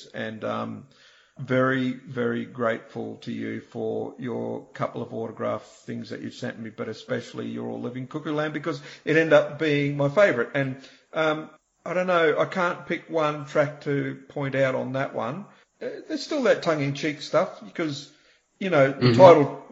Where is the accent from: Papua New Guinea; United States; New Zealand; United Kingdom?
New Zealand; also born or lived in Australia; I was born in Australia, but I spent a lot of my childhood in New Zealand